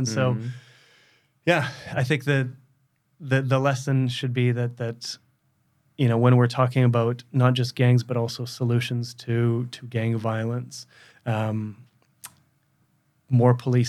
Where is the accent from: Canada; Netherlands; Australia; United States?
Canada; West Coast; I lived in the most benign circumstances you could imagine, you know, growing up in Canada on the West Coast. You know, we didn't have a lot of money because we were immigrants, but, like, we had plenty.